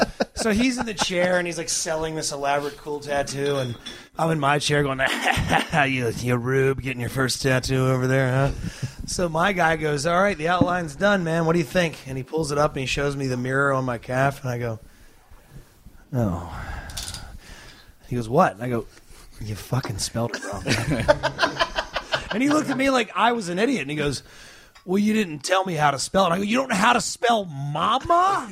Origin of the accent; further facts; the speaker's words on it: Australia; Oh, hell yeah. Jacko, I'm actually Australian.